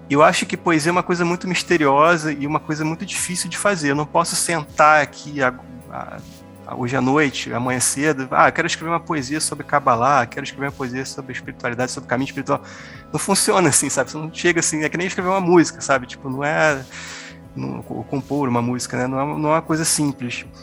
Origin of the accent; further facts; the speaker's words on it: Rio de Janeiro, Brazil; now in Campo Grande, Brazil; hoje eu moro em Campo Grande, Mato Grosso do Sul, sou lá do Rio de Janeiro